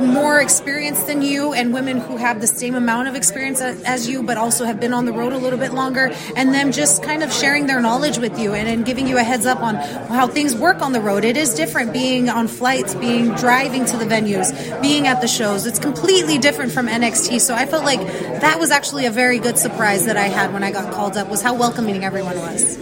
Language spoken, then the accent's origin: English; South Texas, United States; I'm from South Texas, so I'm an equator baby